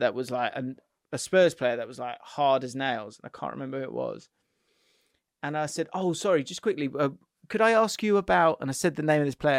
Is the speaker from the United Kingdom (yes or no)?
yes; England, United Kingdom; now in United States; I coach youth football out here in the States. I'm originally from England.